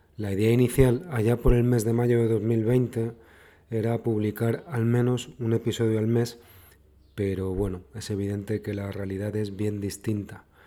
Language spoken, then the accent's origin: Spanish; Madrid, Community of Madrid, Spain; also born or lived in Cádiz; yo nací en Cádiz, pero vivo en Madrid desde que tengo 10 años